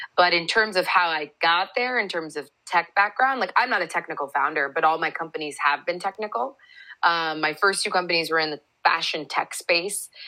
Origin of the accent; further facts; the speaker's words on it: Seattle, Washington, United States; moved away as an adult; also born or lived in Chicago; I grew up in the Seattle area